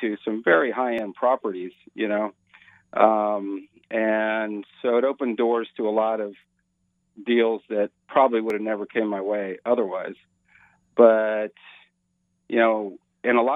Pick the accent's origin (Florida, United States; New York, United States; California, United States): California, United States; Burlingame; also born or lived in Silicon Valley; I went to Burlingame High School in the peninsula there. So, yeah, I was a longtime resident of the Bay Area